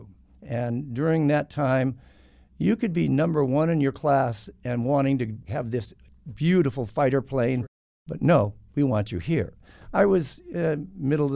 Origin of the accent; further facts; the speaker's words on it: Downey, California, United States; moved away as an adult; also born or lived in Arizona; I was born and raised in a town south of Los Angeles called Downey, California